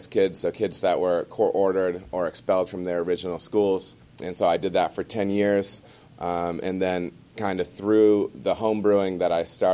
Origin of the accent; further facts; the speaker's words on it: Michigan, United States; moved away as an adult; now in Cincinnati, United States; I was born and raised in Michigan, lived there my entire life